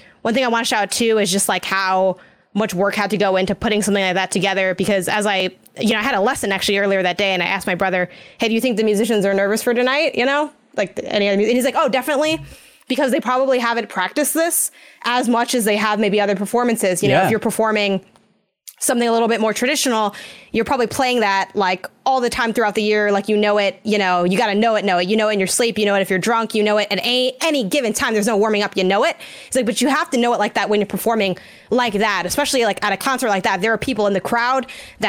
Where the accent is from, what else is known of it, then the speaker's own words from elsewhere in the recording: Chicago, Illinois, United States; I'm from Chicago